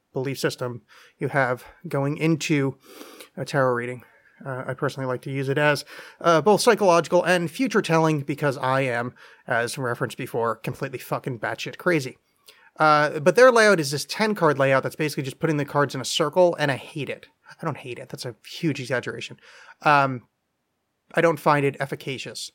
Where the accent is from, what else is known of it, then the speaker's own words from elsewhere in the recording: northern New Jersey, United States; moved away; I grew up in northern New Jersey, which is right outside of New York City